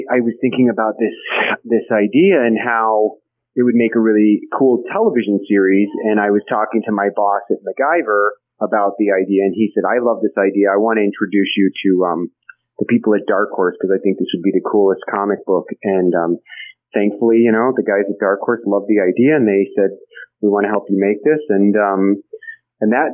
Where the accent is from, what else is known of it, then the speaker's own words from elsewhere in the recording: Kansas City, United States; growing up in Kansas City